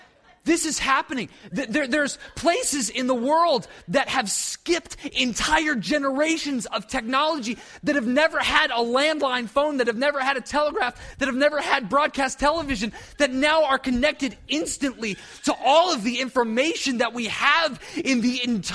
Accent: New England, United States; I'm from New England, I moved down here, that's my life.

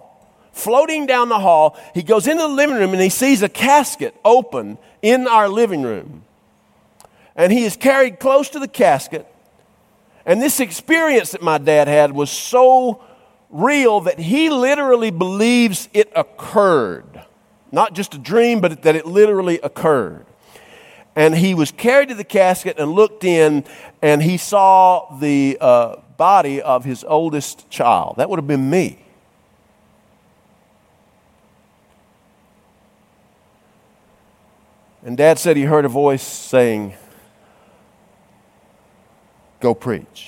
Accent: North Georgia, United States; I grew up in North Georgia in some country Baptist churches

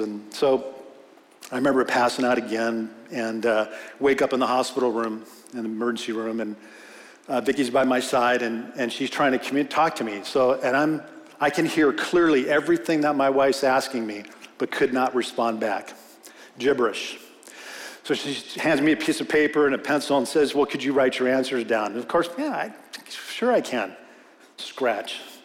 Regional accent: Simi Valley, California, United States; I grew up in Simi Valley, been here since 1965

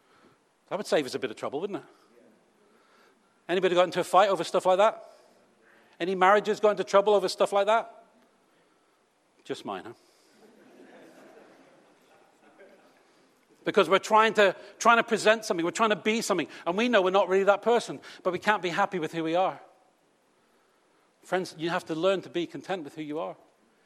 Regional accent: United Kingdom; we're British.

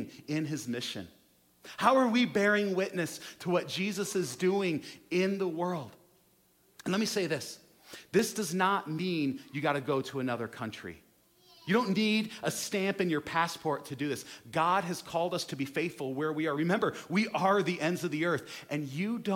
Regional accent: United States; us as American Christians

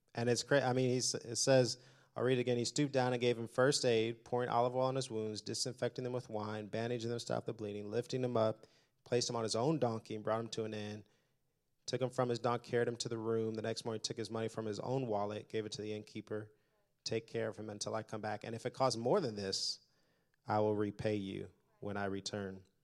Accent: Indianapolis, Indiana, United States; also born or lived in Detroit; I was born in Detroit, grew up in Indianapolis

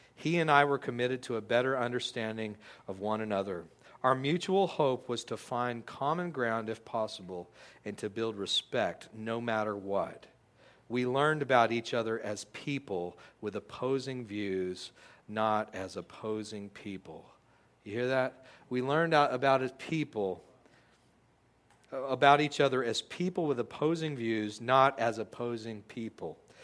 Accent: United States; we as American Christians

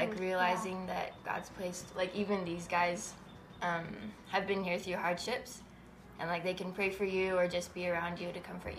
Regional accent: Utah, United States; I'm from Utah.

